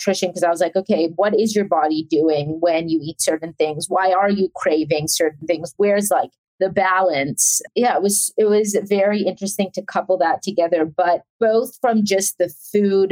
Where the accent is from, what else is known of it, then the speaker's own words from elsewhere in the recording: Atlanta, Georgia, United States; also born or lived in South Africa; I was born in South Africa and I grew up in Atlanta. We moved when I was 3 and a half